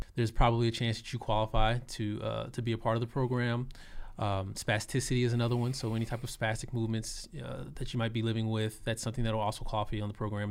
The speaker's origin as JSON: {"language": "English", "town": "Austin", "region": "Texas", "country": "United States", "tie": "born or raised there", "also_born_or_lived": "Arlington, Texas", "said": "I am born and raised in Austin, Texas, South Austin"}